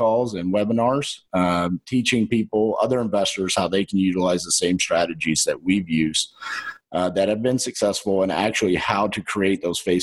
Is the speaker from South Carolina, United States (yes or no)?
no; Texas, United States; accent: Texan